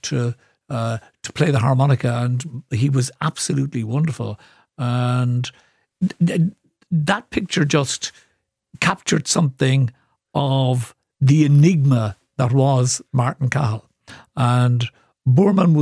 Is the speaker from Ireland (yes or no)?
yes; Cork, Munster, Ireland; I grew up in Cork City